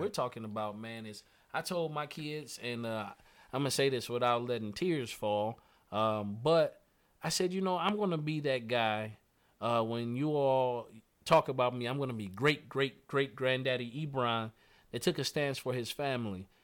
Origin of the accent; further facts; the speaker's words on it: Indiana, United States; I'm from Indiana, I'm a Indiana boy.